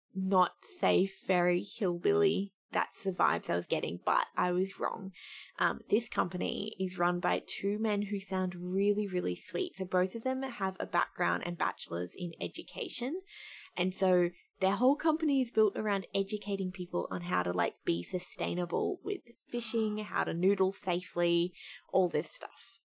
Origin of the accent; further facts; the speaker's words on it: Australia; as an Australian